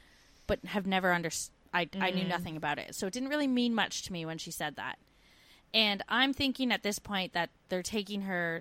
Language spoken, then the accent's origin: English; Canada; moved away as an adult